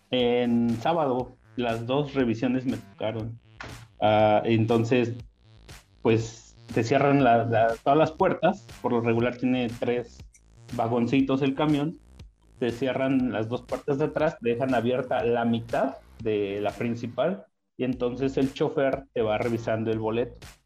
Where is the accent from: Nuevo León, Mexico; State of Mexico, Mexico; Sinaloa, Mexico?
State of Mexico, Mexico; Toluca; soy de Toluca, Estado de México.